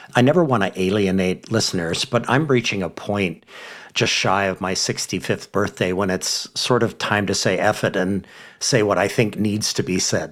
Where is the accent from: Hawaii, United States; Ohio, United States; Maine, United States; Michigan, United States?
Hawaii, United States; my home state of Hawaii